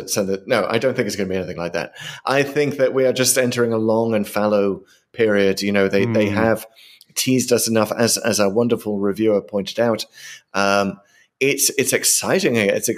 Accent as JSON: {"language": "English", "country": "United Kingdom", "said": "As a British historian, I couldn't let that one go."}